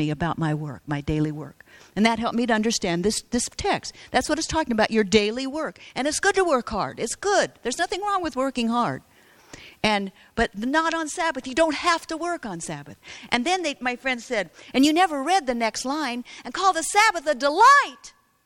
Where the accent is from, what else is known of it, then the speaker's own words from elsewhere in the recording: United States; I was from America